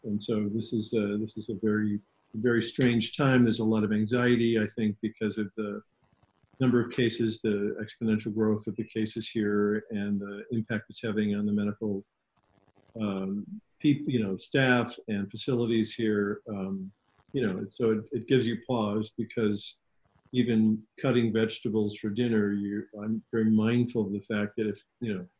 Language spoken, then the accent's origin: English; Chicago, Illinois, United States; also born or lived in Florida; now in New York City, United States; I grew up in Chicago in the late 60s, early 70s